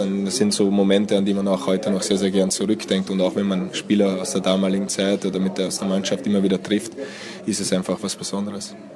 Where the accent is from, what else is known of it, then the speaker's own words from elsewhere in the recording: Austria; German is a second language; moved away as an adult; also born or lived in Hungary; now in Germany; ich bin in Österreich irgendwie, irgendwie aufgewachsen, lebe aber jetzt auch schon seit 15 Jahren in Deutschland